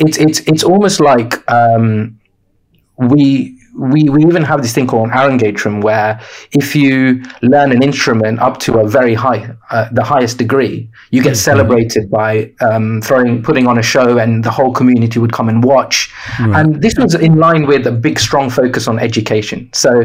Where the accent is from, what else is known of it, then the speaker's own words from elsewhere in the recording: Sri Lanka; born there; I was born in Sri Lanka. My parents are Sri Lankan.